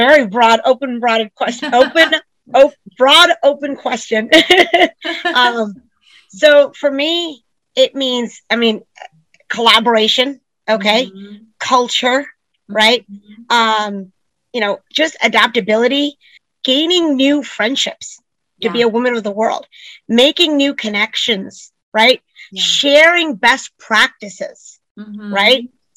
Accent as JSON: {"language": "English", "region": "New York", "country": "United States", "tie": "born or raised there", "said": "I grew up in New York"}